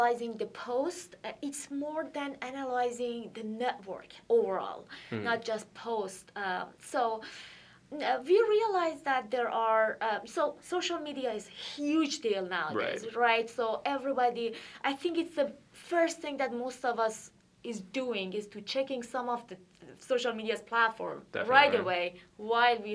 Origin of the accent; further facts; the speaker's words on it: Iran; moved away as an adult; also born or lived in Athens, Ohio, United States; now in United States; I'm originally from Iran, and I did my PhD in Ohio University in Athens